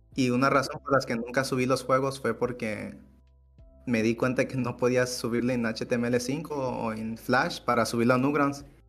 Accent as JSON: {"language": "Spanish", "town": "Acaponeta", "region": "Nayarit", "country": "Mexico", "tie": "born or raised there", "said": "en Acaponeta, que es pues de donde soy"}